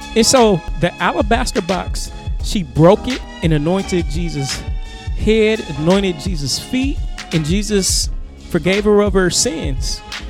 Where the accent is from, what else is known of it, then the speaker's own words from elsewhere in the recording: Cincinnati, Ohio, United States; I was raised in the Cincinnati area and I was also raised in that church. It's a Pentecostal church.